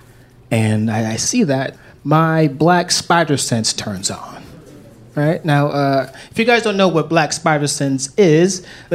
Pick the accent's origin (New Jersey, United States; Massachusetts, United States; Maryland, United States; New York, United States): New York, United States; New York City; I grew up in New York City